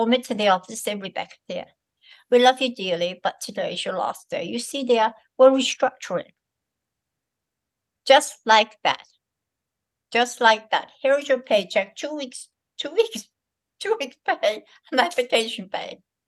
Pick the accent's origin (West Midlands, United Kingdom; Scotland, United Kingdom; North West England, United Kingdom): North West England, United Kingdom; Liverpool; accent: Liverpool; I came from Liverpool, poor part of Liverpool, and I got into this very nice college. I had a very strong Liverpool accent.